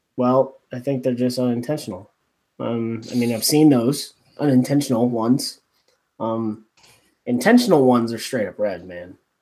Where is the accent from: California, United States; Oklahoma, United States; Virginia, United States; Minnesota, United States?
California, United States; I'm from California